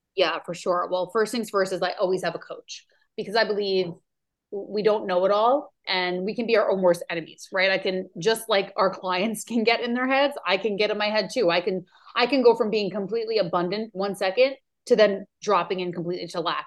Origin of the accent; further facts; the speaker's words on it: New York, United States; now in Maui, United States; I'm from New York